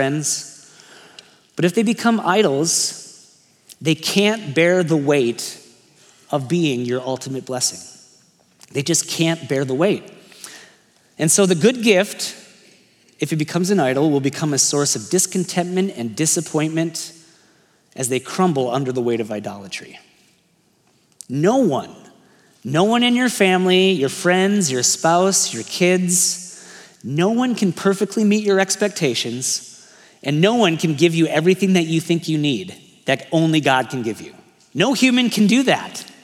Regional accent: United States

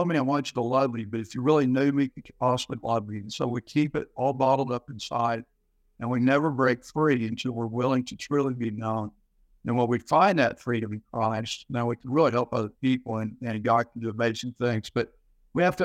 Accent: Houston, Texas, United States; Came from Houston, was born there, raised there

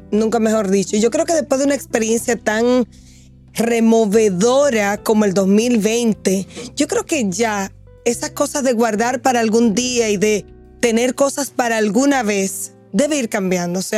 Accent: Dominican Republic; has dicho algo que para mí, como dominicana, de verdad, yo pienso que nos cuesta un poquito, que es el ser organizado y planificar.

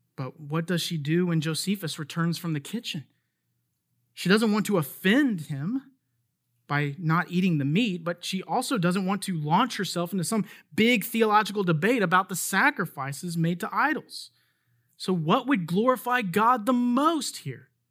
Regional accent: United States; As an American citizen

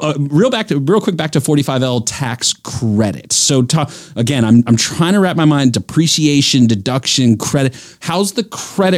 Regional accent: North Carolina, United States; I grew up in North Carolina. This is home for me

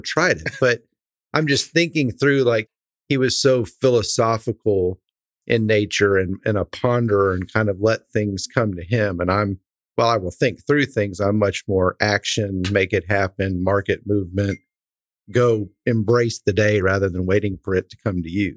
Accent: Dripping Springs, Texas, United States; growing up in Central Texas in, in Dripping Springs, we were one of the first organic farmers

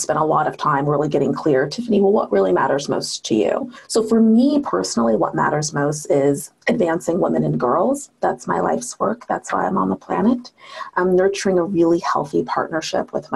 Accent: Seattle, Washington, United States; I was raised in Seattle, you know, Washington

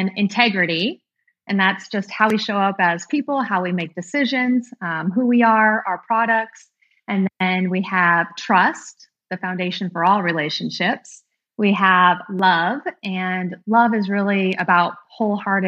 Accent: Montana, United States; also born or lived in New Orleans / Denver / Seattle; now in Texas, United States; I'm from Montana

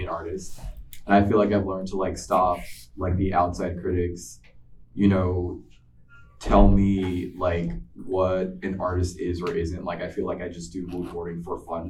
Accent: New York City, New York, United States; I was born in New York in 91

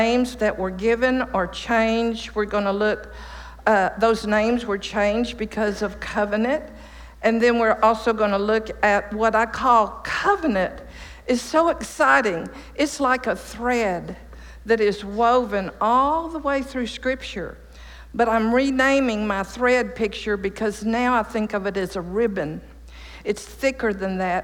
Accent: East Texas, United States; also born or lived in Chicago, Illinois; I moved to Texas in 1949 from Chicago to my daddy's dairy farm in East Texas

